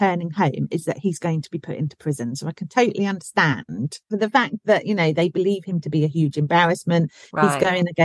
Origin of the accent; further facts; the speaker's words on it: Berkshire, South East England, United Kingdom; accent: Berkshire; my Berkshire accent